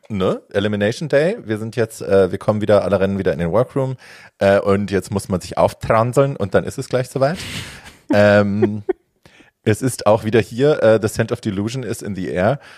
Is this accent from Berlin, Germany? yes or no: no; Hofheim am Taunus, Hesse, Germany; in der Fußgängerzone bei uns in Hofheim